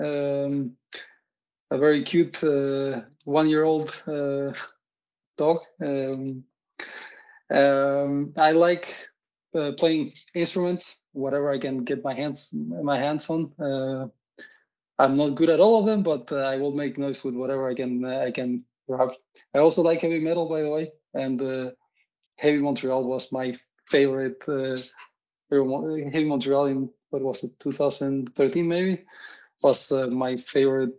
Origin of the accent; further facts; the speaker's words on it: Uruguay; now in Odense, Denmark; I'm originally from Uruguay, currently living also in Odense.